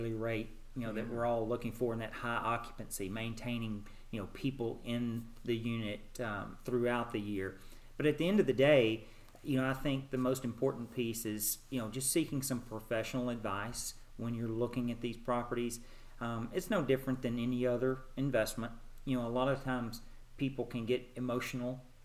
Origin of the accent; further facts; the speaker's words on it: Nashville, Arkansas, United States; moved away as an adult; also born or lived in Houston, Texas / Little Rock, Arkansas; now in Nashville, United States; Nashville, Arkansas. Small town, farm community in the southern part of the state. Grew up there.